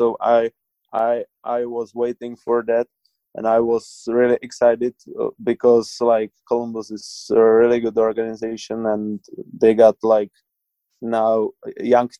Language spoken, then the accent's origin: English; Czechia; I watch just highlights because, like in Czech, we got 8 hours jet lag, so that's pretty hard for us.